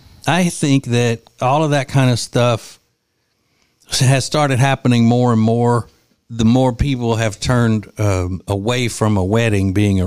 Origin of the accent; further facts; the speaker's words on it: Winfield, Louisiana, United States; As they say in my hometown of Winfield, Louisiana